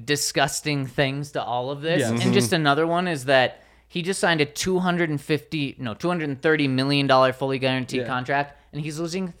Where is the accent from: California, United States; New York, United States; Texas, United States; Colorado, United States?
Colorado, United States; Delta; I grew up in Delta, about 8 miles away. So in my opinion, Colorado is home to the best peaches and sweet corn.